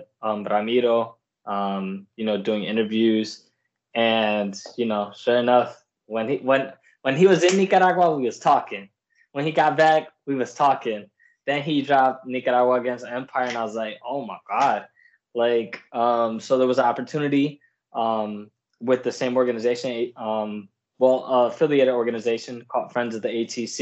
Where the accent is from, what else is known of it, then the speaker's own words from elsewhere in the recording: Puerto Rico; now in Miami, United States; I'm from Borinquen, and I come from a country that was invaded by the U.S., in 1898